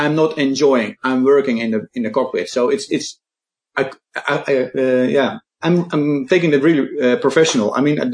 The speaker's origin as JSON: {"language": "English", "country": "Netherlands", "said": "I'm from the Netherlands"}